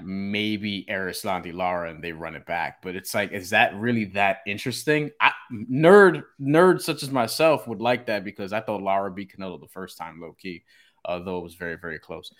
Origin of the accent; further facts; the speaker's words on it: Puerto Rico; I'm Puerto Rican